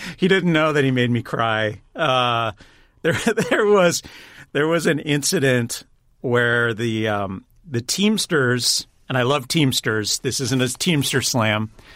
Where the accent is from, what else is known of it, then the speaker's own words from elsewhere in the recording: Pasadena, California, United States; grew up in the Pasadena area.